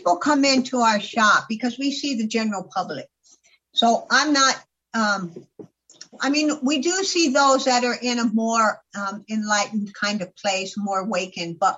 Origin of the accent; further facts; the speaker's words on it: California, United States; also born or lived in Florida; now in Arizona, United States; I grew up in California, and then I spent the last 25 years before I came here in Florida, right by the beach